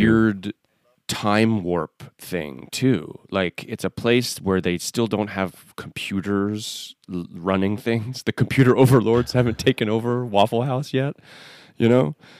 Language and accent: English; Northeast, United States; moved away; I'm from the Northeast originally